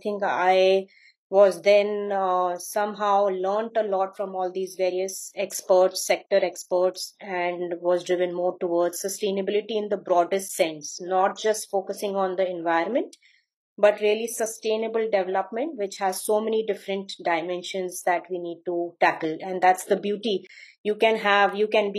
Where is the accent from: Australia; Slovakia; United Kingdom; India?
India; Bhopal, Madhya Pradesh; moved away; I grew up in Bhopal in Madhya Pradesh, in the state of Madhya Pradesh in India